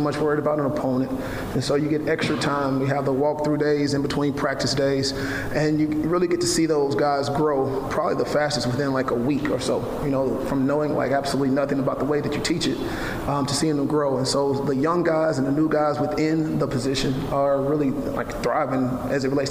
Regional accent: Amory, Mississippi, United States; now in Waco, United States; my hometown of Amory, Mississippi

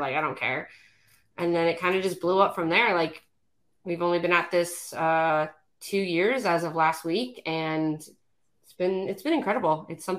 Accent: Anaheim, California, United States; now in Houston, United States; we're both from California, different sides of the state, but we met here. So, I was born and raised in Anaheim, California, by Disneyland.

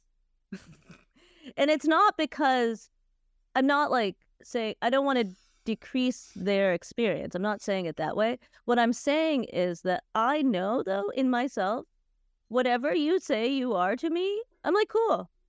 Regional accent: United States; I grew up in the States, and I grew up in a fairly vibrant Indian community.

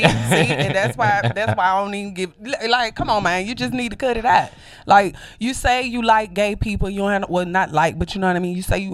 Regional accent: Mobile, Alabama, United States; I come from Mobile, Alabama

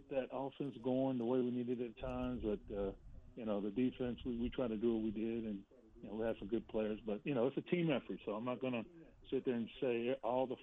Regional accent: Plano, Texas, United States; growing up in Plano

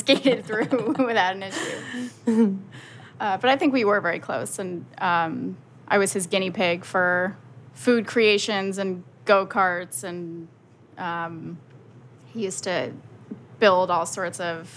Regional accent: White Plains, New York, United States; born or raised there

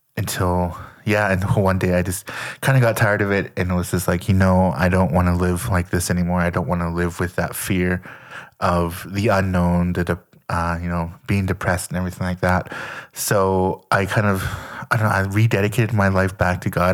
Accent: Lethbridge, Alberta, Canada; moved away as an adult; I grew up in Canada, um, Leth, Lethbridge, Alberta, to be exact

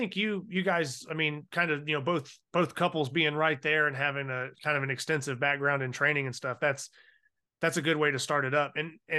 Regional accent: Ohio, United States; moved away; I'm originally from Ohio.

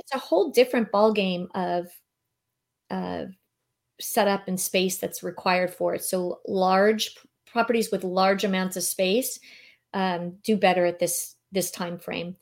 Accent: San Diego, California, United States; moved away as an adult; now in Naples, United States; I was born and raised in San Diego, so I left here in two thousand eighteen

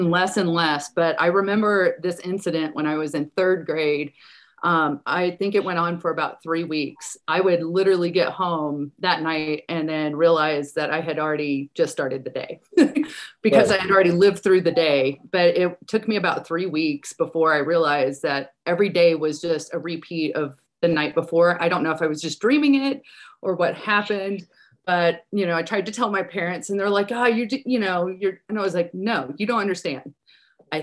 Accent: Deep South, United States; I was raised in the Deep South.

